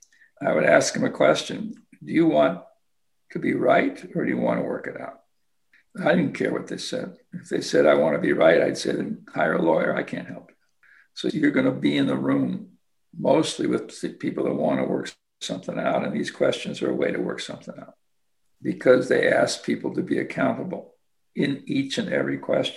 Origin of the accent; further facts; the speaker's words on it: Kansas, United States; I'm a kid from Kansas